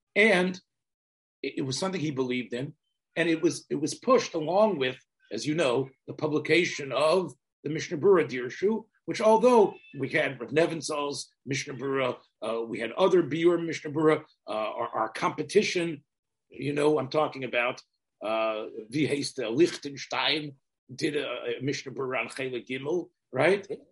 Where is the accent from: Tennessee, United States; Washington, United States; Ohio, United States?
Tennessee, United States; I'm from Tennessee